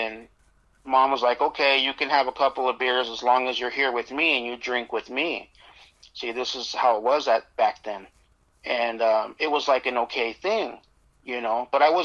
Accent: Las Vegas, Nevada, United States; also born or lived in Phoenix, Arizona; I born in Phoenix, Arizona, but I grew up in Vegas since I was six

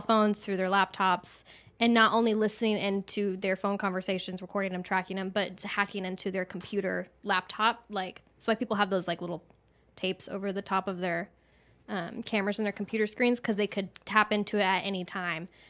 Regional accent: Texas, United States; moved away as an adult; also born or lived in Los Angeles, United States; I'm from Texas, so I'm not fleeing Los Angeles to come here. I'm coming back

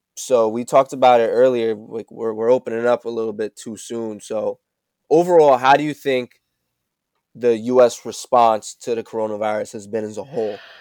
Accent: West Haven, Connecticut, United States; we're both from West Haven

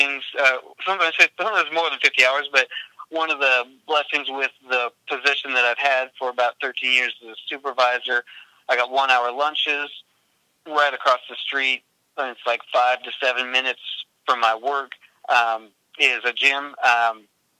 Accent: Washington, United States; also born or lived in East Coast / Puyallup; I was born in Washington

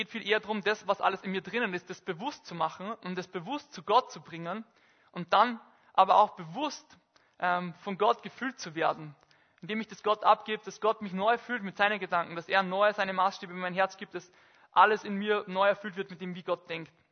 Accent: Bad Goisern, Upper Austria, Austria; in Bad Gäusern, in meinem Heimatort, ähm, am Saarstein, in einer Almhütte

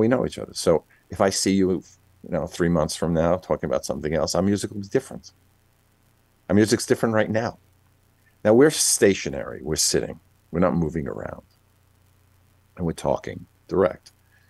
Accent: New York, United States; I grew up in New York

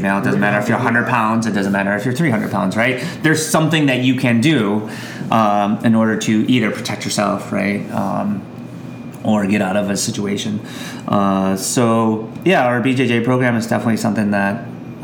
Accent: United States; an American citizen traveling to other countries

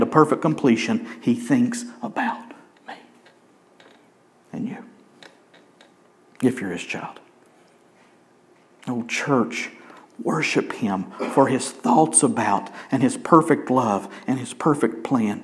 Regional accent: Helen, United States; I grew up in Helen

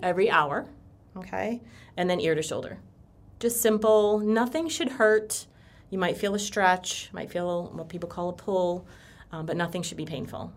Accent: Connecticut, United States; moved away as an adult; now in Florida, United States; I am from Connecticut. Um, I moved down here about six years ago.

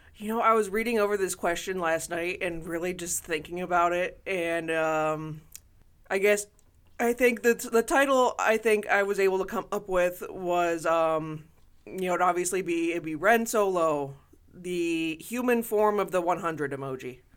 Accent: Toledo, Ohio, United States; growing up in Toledo

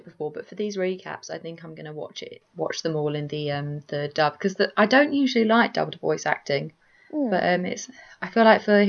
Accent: United Kingdom; And also, I'm British.

